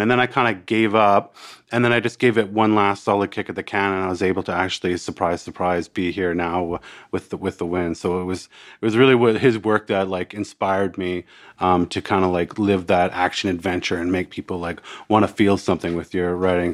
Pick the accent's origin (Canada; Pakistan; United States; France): Canada; accent: Canadian; moved away as an adult; now in Australia; I'm a, I'm a Canadian that, uh, also, uh, a, Australian